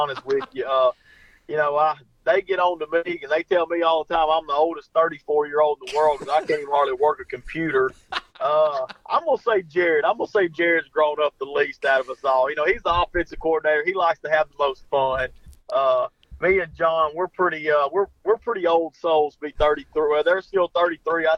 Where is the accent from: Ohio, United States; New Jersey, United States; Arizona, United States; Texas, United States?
Texas, United States; Joaquin; We're all from Joaquin, and we started out at kindergarten together, graduated together